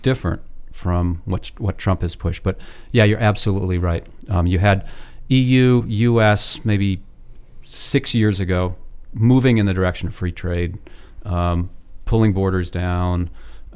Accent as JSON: {"language": "English", "town": "Ann Arbor", "region": "Michigan", "country": "United States", "tie": "born or raised there", "moved": "yes", "said": "I grew up in Ann Arbor"}